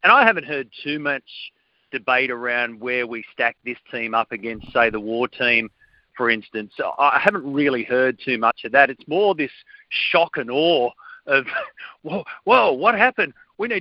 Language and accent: English; Australia; as in Australian fans